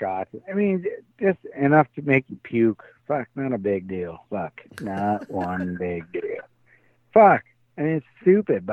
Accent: Canada; moved away as an adult; now in Tampa, United States

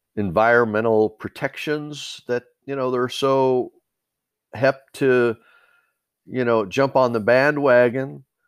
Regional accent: United States; We as the American people

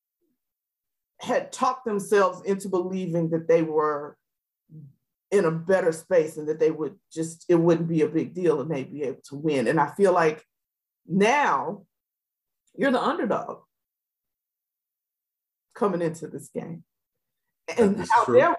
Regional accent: Georgia, United States; I'm from Georgia

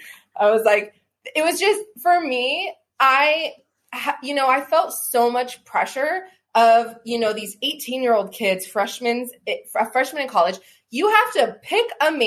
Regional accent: United States; Yes, I was born in Washington.

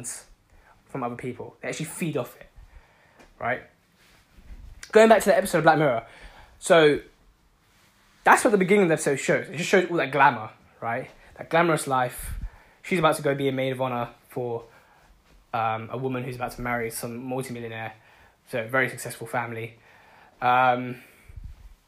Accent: London, United Kingdom; I'm from London

